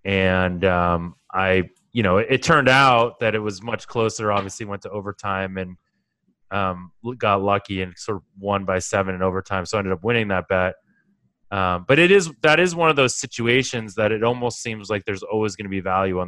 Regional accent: Boston, Massachusetts, United States; moved away; I was there when that was built and I'm from Boston.

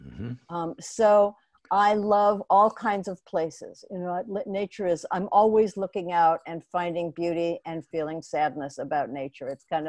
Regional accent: Omaha, Nebraska, United States; I mean, but actually it began when I was a kid and I grew up in Omaha, Nebraska.

